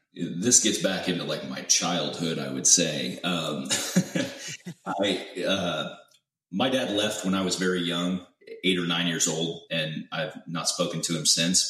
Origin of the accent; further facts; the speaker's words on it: Central Illinois, United States; moved away as an adult; now in Houston, United States; I'm originally from Central Illinois, and uh, I was born and raised there. Spent about 18 years there